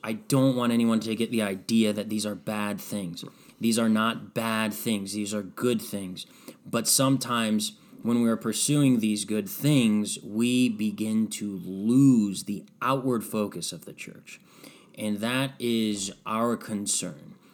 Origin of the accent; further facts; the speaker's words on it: Strongsville, Ohio, United States; moved away as an adult; also born or lived in Red Bank, New Jersey; move back to my hometown of Strongsville